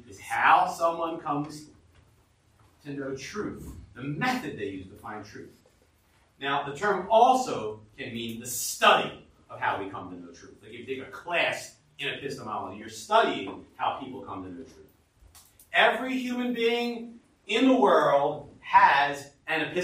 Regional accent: United States; we as American humans

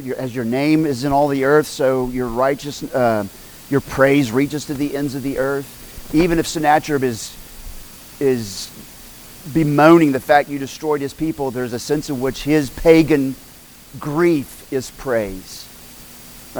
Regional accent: Oklahoma, United States; I grew up in Oklahoma

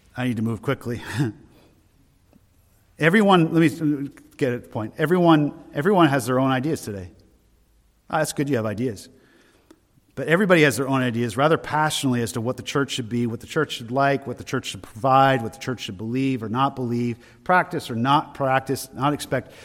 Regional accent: Loudon, New Hampshire, United States; also born or lived in Maine; I'm from Loudoun originally, from New Hampshire

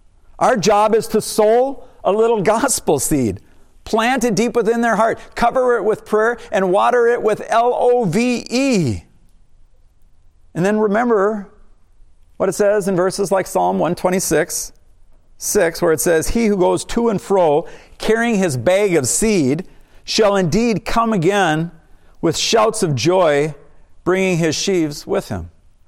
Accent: United States

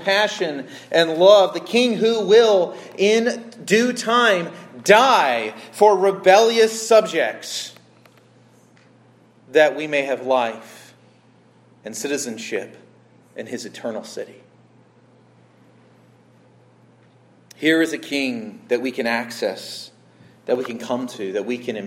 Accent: United States; I'm an American.

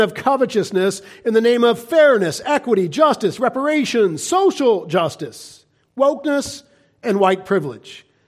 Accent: United States; we American Christians

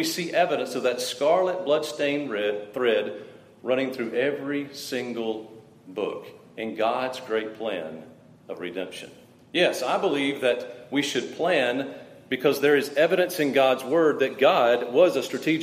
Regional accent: South Mississippi, United States; I was raised in South Mississippi, about 8 miles from M.M. Roberts Stadium

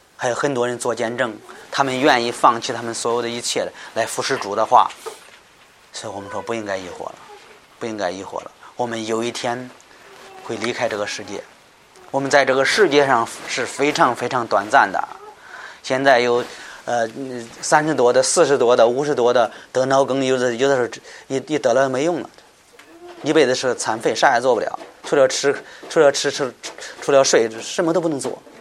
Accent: China; 我们中国人

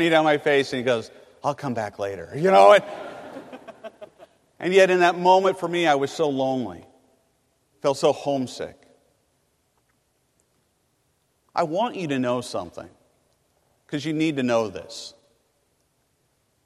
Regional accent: California, United States; moved away as an adult; my family, we're from California

